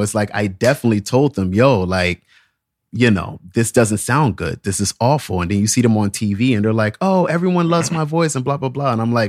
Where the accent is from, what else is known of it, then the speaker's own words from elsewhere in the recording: Virginia, United States; moved away as an adult; also born or lived in Texas, United States; now in New York, United States; You know, I left Texas when I was so young. I was raised more so in Virginia, but I really wouldn't say that was a Virginia sound because I never really fit in there. That's why I ran off to New York, you know?